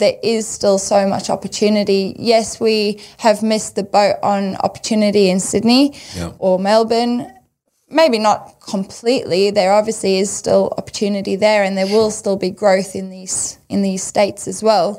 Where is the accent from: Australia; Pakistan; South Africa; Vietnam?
South Africa; moved away; growing up in South Africa